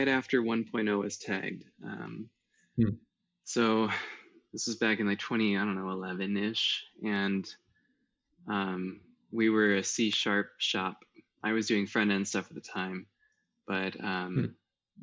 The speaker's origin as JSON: {"language": "English", "region": "Iowa", "country": "United States", "tie": "born or raised there", "said": "growing up in Iowa, kind of in the countryside"}